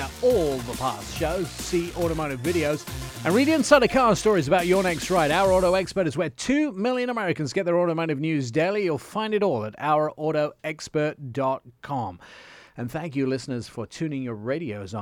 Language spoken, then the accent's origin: English; Italy; I grew up in Italy, so I know Tributo is tribute in Italian